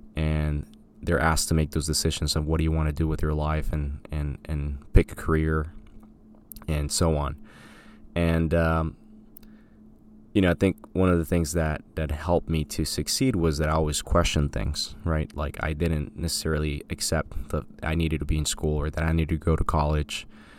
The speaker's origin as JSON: {"language": "English", "country": "Colombia", "tie": "born or raised there", "said": "I grew up in Colombia. My parents were in education, funny enough"}